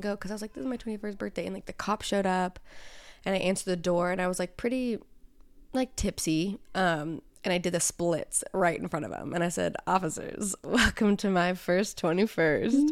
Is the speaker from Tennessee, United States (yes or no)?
no; Jonesboro, Arkansas, United States; also born or lived in Springfield, Missouri; I say I'm from Jonesboro